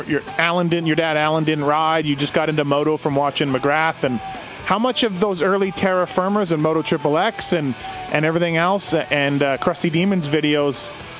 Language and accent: English; Canada; also born or lived in Astoria, Oregon; now in United States; I growing up in Canada, we didn't get a lot